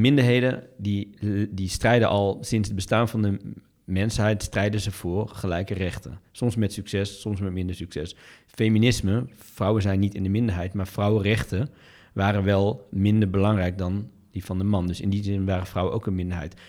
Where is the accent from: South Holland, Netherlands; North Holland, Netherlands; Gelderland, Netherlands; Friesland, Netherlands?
Gelderland, Netherlands; Doetinchem; de stad als Doetinchem, toevallig waar ik vandaan kom